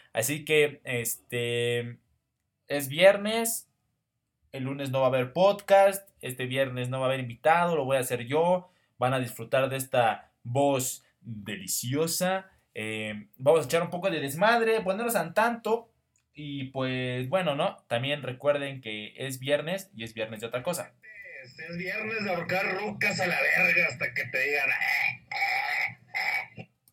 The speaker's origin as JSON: {"language": "Spanish", "country": "Mexico"}